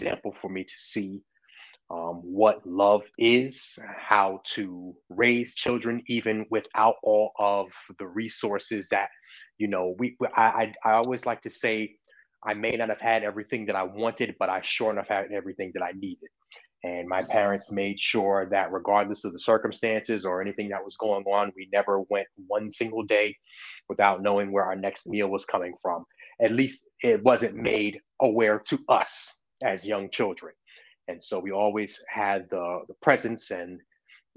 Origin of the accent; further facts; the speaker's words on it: Long Island, New York, United States; now in Atlanta, United States; I currently reside in Atlanta, but I grew up in New York. I grew up on Long Island, New York